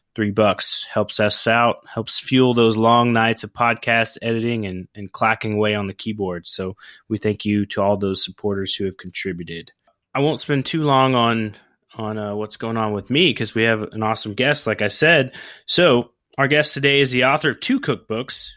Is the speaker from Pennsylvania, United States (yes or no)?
no; Oklahoma, United States; I grew up in Oklahoma